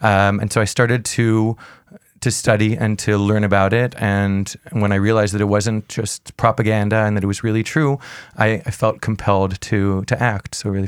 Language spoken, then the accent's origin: English; Montreal, Quebec, Canada; now in Jerusalem, Israel; I grew up in Montreal. I'm a Canadian boy.